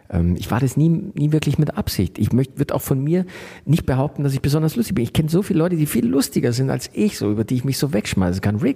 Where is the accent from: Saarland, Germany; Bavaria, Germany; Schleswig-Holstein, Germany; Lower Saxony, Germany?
Bavaria, Germany; Munich; Also ich war es ja, ich bin ja Münchner